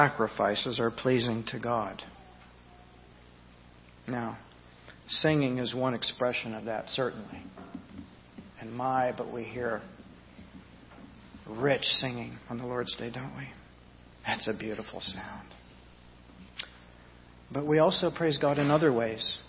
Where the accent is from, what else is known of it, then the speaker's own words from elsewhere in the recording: Southeast Louisiana, United States; I was raised in Southeast Louisiana